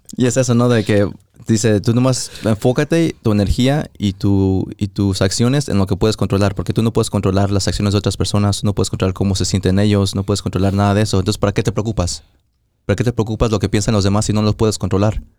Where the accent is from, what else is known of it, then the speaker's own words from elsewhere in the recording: Mexico; moved away; fui a México, íbamos manejando para mi pueblo